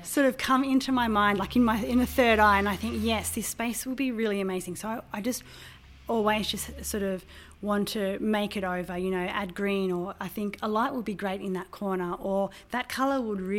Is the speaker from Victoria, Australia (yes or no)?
no; Crookwell area, New South Wales, Australia; also born or lived in Deniliquin, New South Wales / Hay, New South Wales; I was born in Deniliquin, and we lived on a farm at Berubin between Hay and Deniliquin. And I started school at Hay. And then my family moved about 30 kilometres west of Crookwell